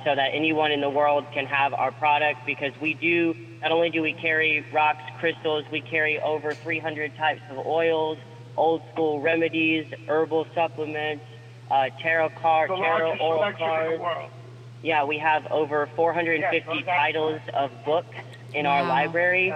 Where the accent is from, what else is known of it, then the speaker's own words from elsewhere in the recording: Pensacola, Florida, United States; moved away as an adult; also born or lived in New York; I was born in here in Pensacola, Florida